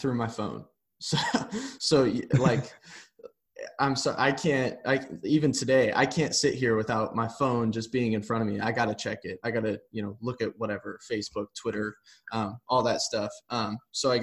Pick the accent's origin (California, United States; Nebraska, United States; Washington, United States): Nebraska, United States; I grew up in Nebraska